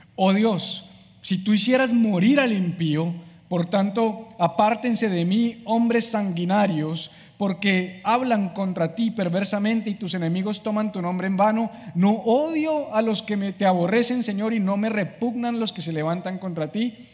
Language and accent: Spanish; Colombia; moved away as an adult; now in Miami, United States; soy colombiano, vivo en Miami hace siete meses